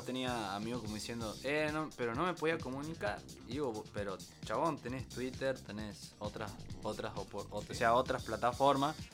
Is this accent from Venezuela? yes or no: no; Tucumán, Argentina; Somos tucumanos